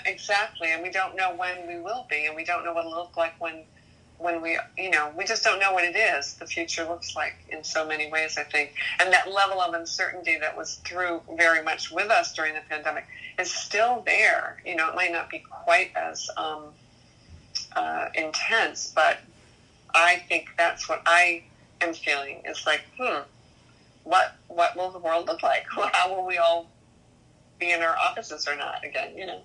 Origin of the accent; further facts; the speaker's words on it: Maine, United States; moved away; also born or lived in New York; I am originally from Maine. Yes, my ancestors go way back to 1603